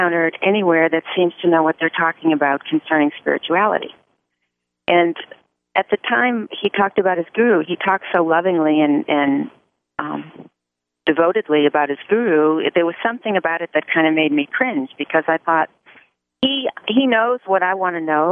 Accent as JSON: {"language": "English", "country": "United States", "said": "I'm totally American"}